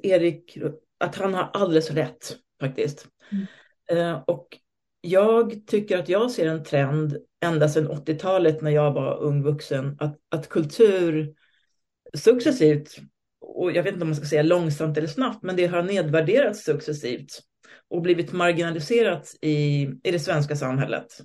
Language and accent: Swedish; Stockholm, Stockholm County, Sweden; also born or lived in Moscow; Jag är född i Stockholm på 60-talet med en svensk och en rysk förälder